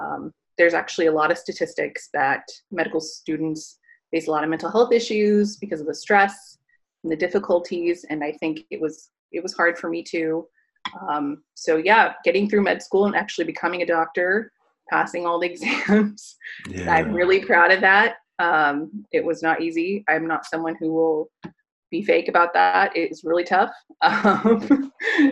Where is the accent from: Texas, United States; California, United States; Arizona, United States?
California, United States; born and raised in California.